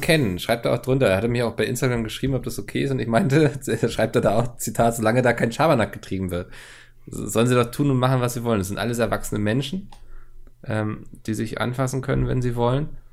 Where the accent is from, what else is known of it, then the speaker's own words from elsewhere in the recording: Germany; ich bin sehr oft früher in Lüneburg gewesen, weil das von meiner Heimatstadt wirklich ein, ich will fast sagen, Katzensprung war